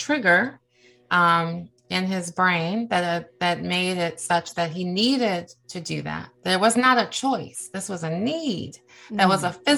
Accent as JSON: {"language": "English", "town": "Cleveland", "region": "Ohio", "country": "United States", "tie": "born or raised there", "moved": "yes", "lives_now": "Washington, D.C., United States", "said": "I live in the Washington, D.C. area. I was raised in Cleveland, Ohio"}